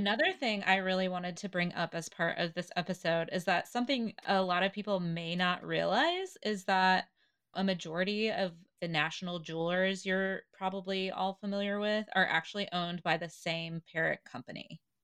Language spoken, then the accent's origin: English; the South, United States; moved away; I grew up in the South